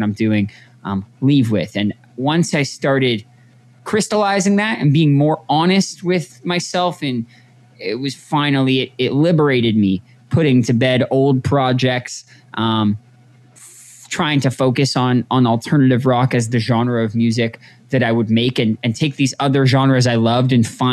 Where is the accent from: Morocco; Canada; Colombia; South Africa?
Canada; Toronto, Ontario; moved away as an adult; also born or lived in New Jersey / Montreal; now in Los Angeles, United States; I was born in New Jersey, working class family, immigrated to Canada when I was a young boy. I grew up in Toronto